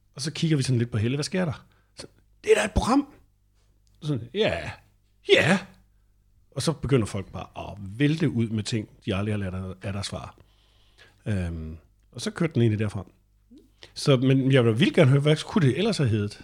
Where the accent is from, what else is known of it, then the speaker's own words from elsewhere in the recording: northeast of Randers, Central Denmark Region, Denmark; moved away; hvor jeg voksede op nordøst for Randers